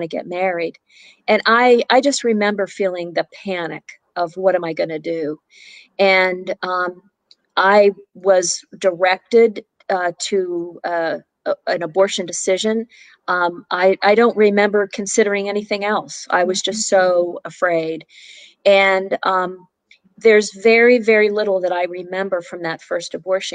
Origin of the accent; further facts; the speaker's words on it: Pittsburgh, Pennsylvania, United States; moved away as an adult; now in Richmond, United States; I'm originally from Pittsburgh, Pennsylvania, lived there my whole life